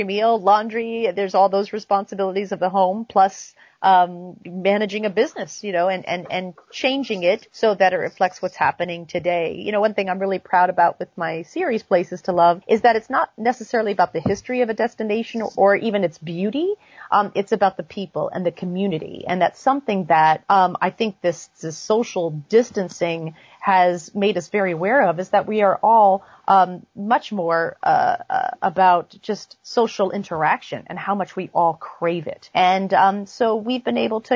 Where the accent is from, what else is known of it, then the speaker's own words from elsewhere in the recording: New Hampshire, United States; now in New York, United States; I grew up in New Hampshire, right along the coast